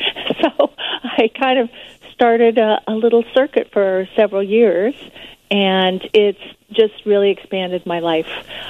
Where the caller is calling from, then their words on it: California, United States; I'm calling from California.